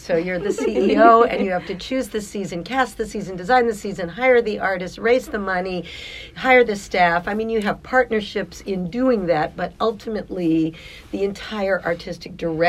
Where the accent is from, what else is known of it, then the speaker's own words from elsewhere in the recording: Washington, District of Columbia, United States; moved away as an adult; because I grew up in Washington as a kid.